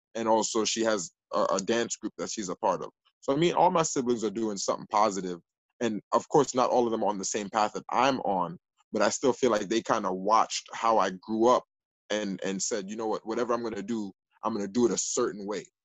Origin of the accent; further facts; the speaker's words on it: New York City, New York, United States; also born or lived in Jamaica (parents' origin); the Northeast Bronx, where I live now in the 12th district